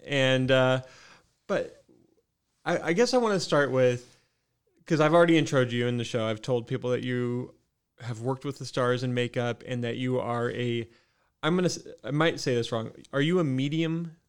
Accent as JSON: {"language": "English", "region": "Midwest", "country": "United States", "moved": "yes", "lives_now": "Spokane, United States", "said": "I'm from the Midwest"}